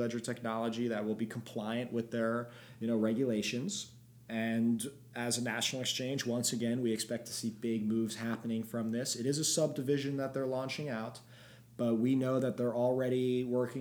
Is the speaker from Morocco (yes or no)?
no; Belgium; I'm from Belgium